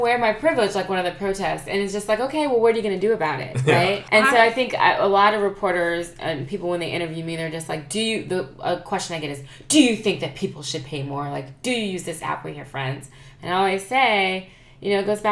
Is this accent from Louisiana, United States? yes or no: yes; Louisiana, United States; now in Oakland, United States; I live in Oakland... I grew up in Louisiana